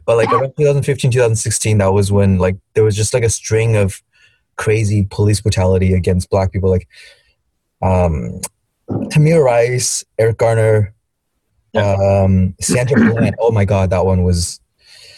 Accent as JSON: {"language": "English", "country": "China", "tie": "born or raised there", "moved": "yes", "said": "growing up in China"}